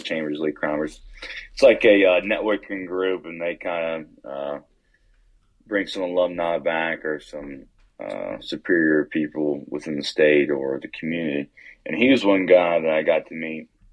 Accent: West Virginia, United States; I'm originally from Norfolk, West Virginia, same place Avery grew up

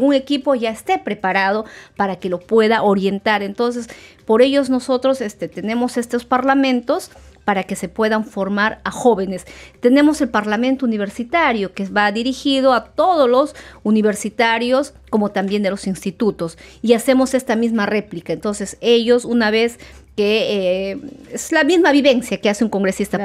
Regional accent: Peru; nosotros como peruanos

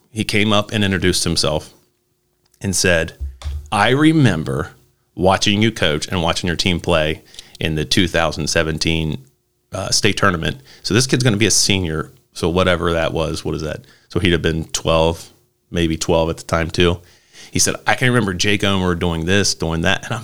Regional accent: Dayton, Ohio, United States; because again, I was the guy from Dayton.

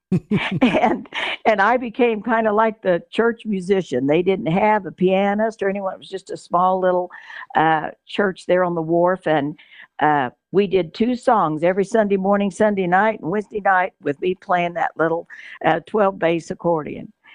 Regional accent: Cushing, Oklahoma, United States; also born or lived in New Mexico / South Texas / Moore, Oklahoma; I was born in Cushing, Oklahoma. Uh, if you can believe that, uh, Oklahoma girl, uh, lived in Oklahoma a few years when we were children.

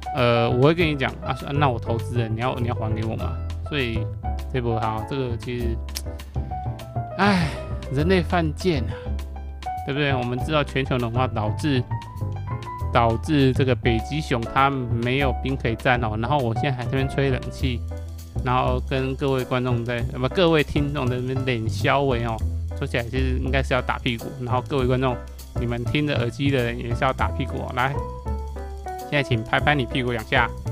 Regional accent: Taiwan; 我使台湾人

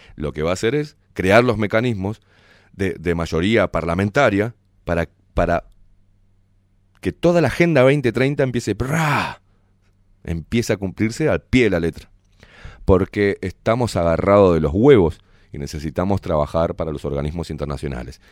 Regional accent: Uruguay; unirnos como uruguayos

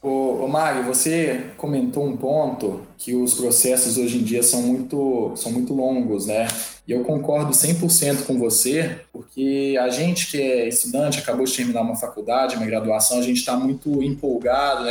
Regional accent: Belo Horizonte, Minas Gerais, Brazil; moved away as an adult; now in Cuiabá, Brazil; E eu sou natural de Belo Horizonte, de Minas

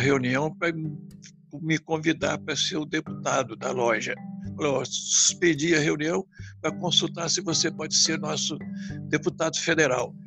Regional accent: Brazil; Nós não nascemos nesses lugares. Nós nascemos no Brasil

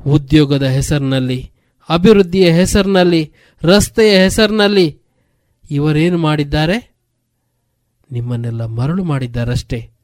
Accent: Puttur, Karnataka, India; also born or lived in Bantwal; ನಾನೊಬ್ಬ ಬಾ ಪುತ್ತೂರಿನವನಂತ

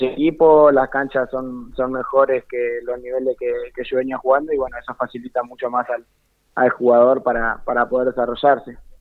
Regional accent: Carmen de Patagones, Buenos Aires Province, Argentina; also born or lived in Bahía Blanca; now in Buenos Aires, Argentina; yo soy Carmen de Patagón, del, pueblito más al sur de, la provincia de Buenos Aires

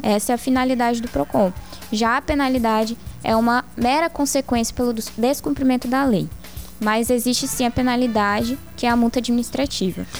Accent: Várzea Grande, Mato Grosso, Brazil; moved away as an adult; now in Cáceres, Brazil; Eu sou de Varzé Grande, nasci em Varzé Grande

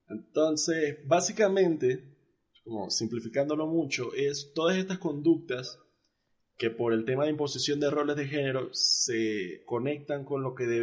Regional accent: Mexico; born there; Creo que nací en México.

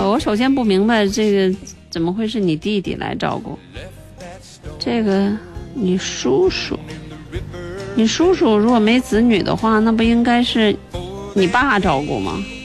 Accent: Chengde, Hebei, China; 因为我我是承德人嘛，像那个劲儿啊什么的，这也是我们当地的方言。

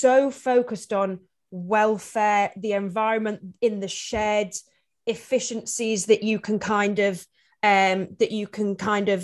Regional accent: Yorkshire and the Humber, United Kingdom; I'm from Yorkshire

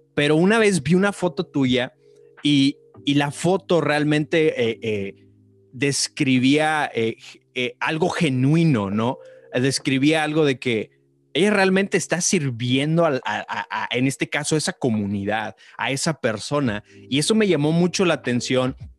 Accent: Tamaulipas, Mexico; now in El Paso, United States; Yo, yo crecí en, en, Tamaulipas, yo crecí en Tamaulipas, mi esposa y yo vivimos ahorita en El Paso, Texas

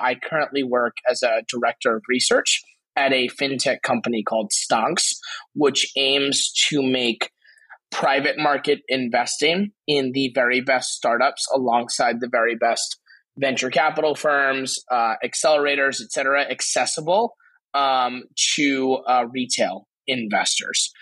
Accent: Garden City, New York, United States; also born or lived in Queens, New York; born in Queens, raised in Long Island

